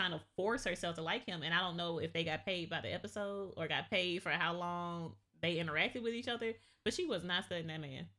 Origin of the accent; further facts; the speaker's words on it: Georgia, United States; I grew up in the South. I grew up in Georgia